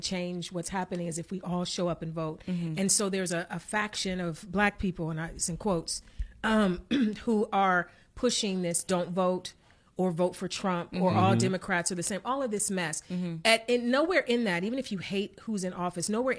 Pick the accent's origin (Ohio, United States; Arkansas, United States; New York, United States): Ohio, United States; East Cleveland; I'm from East Cleveland